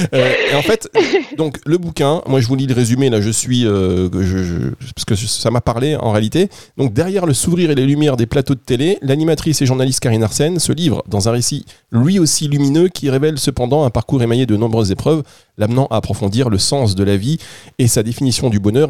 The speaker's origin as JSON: {"language": "French", "town": "Dunkirk", "region": "Hauts-de-France", "country": "France", "said": "je viens du nord. Je suis né à Dunkerque"}